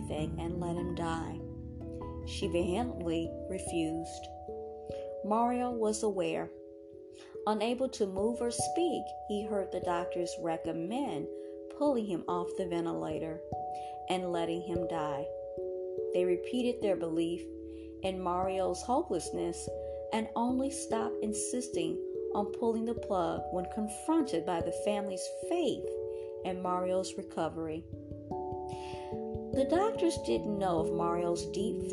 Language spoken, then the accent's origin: English; Puerto Rico; also born or lived in Dominican Republic; My family is from the Dominican Republic, and I was raised in Puerto Rico